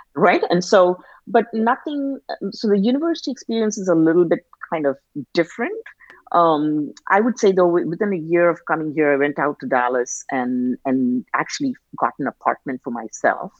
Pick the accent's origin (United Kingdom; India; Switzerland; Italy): India; now in United States; being an Indian immigrant